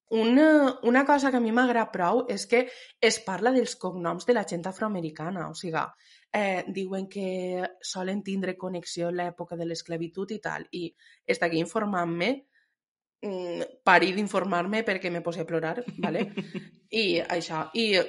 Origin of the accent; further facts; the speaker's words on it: Spain; sóc espanyola